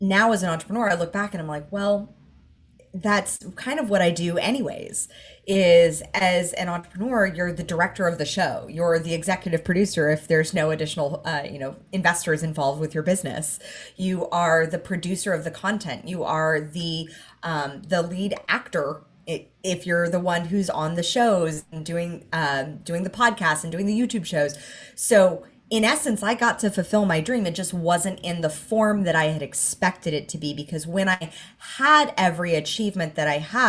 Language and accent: English; Los Angeles, California, United States; moved away as an adult; now in Gold Coast, Australia; I grew up in Hollywood